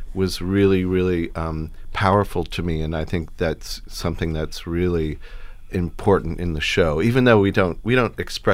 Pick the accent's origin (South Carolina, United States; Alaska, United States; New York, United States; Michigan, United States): South Carolina, United States; Hilton Head Island; I grew up on Hilton Head